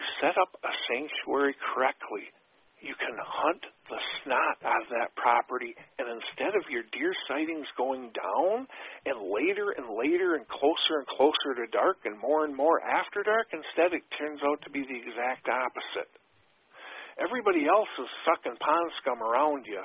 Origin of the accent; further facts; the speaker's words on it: Wisconsin, United States; in my home state of Wisconsin, growing up, everybody and their brother and sister hunted.